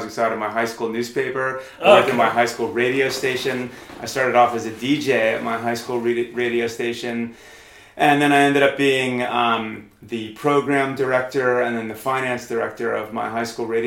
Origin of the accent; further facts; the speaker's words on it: New York area, United States; moved away as an adult; also born or lived in London; now in Queenstown, New Zealand; I'm from New York, and I'm from the New York area in the United States, and then I lived there until I was, I guess, about 30, and then I moved to London